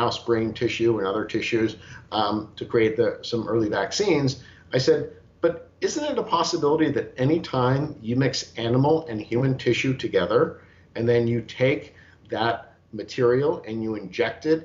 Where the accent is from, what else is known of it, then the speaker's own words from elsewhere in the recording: United States; I am an American